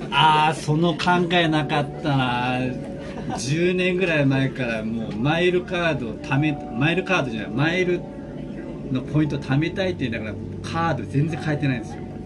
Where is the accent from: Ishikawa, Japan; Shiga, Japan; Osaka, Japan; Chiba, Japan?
Chiba, Japan; near Shibayama; 故郷のご近所、芝山ってあるんですけど